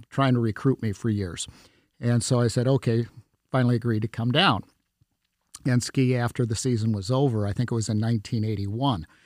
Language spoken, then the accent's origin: English; Wisconsin, United States; now in Polk County, Florida, United States; well, it, it was uh, about 40 years ago that I that I moved here from Wisconsin, and uh, kind of an interesting story there.